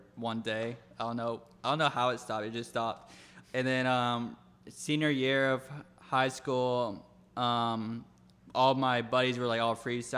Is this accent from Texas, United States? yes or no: yes; Austin, Texas, United States; moved away as an adult; now in Los Angeles, United States; I'm originally from Austin, Texas